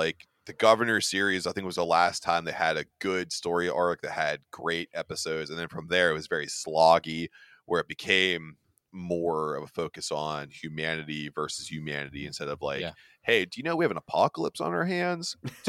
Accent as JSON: {"language": "English", "country": "United States", "said": "I'm American."}